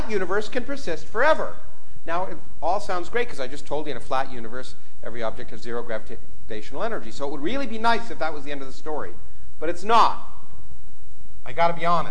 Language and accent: English; Canada; I grew up in Canada